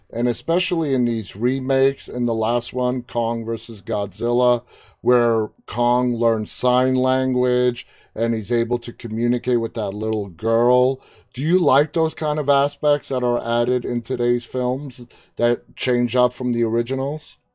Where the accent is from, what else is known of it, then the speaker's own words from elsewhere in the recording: New York City, New York, United States; I'm from Queens.